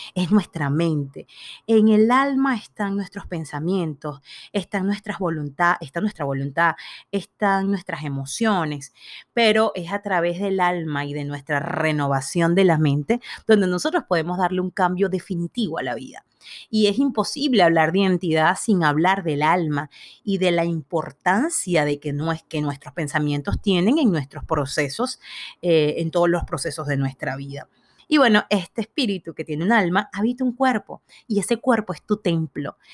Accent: Venezuela; yo nací en Venezuela

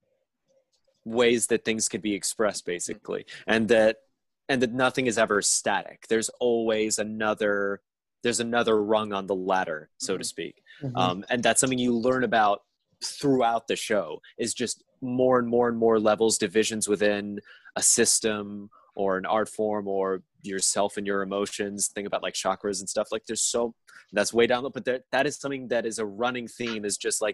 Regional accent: New York City, New York, United States; I grew up here in New York City

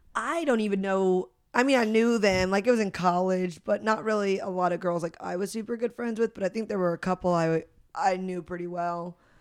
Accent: St. Louis, Missouri, United States; Saint Louis, Missouri.

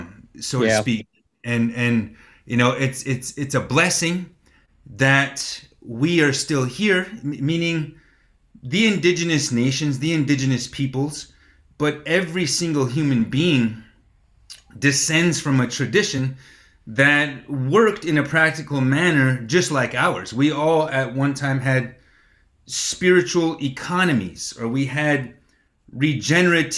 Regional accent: North Dakota, United States; born or raised there; moved away as an adult; also born or lived in Black Hills, South Dakota; now in Pine Ridge Reservation, United States

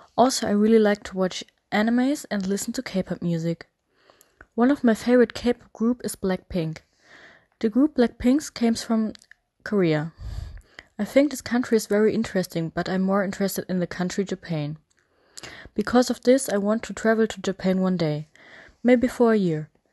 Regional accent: Hamburg, Germany; English is a second language; I'm from Hamburg and I'm 16 years old

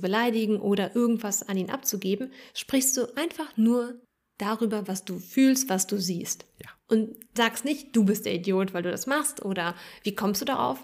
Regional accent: Berlin, Germany; in Neukölln, wo ich aufgewachsen bin

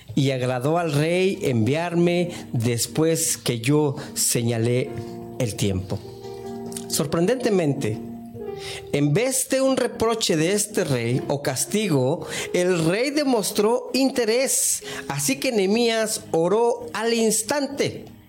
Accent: Mexico; cuando era niño, allá en México

